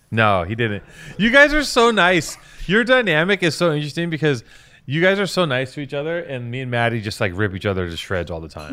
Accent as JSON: {"language": "English", "country": "United States", "said": "as an American"}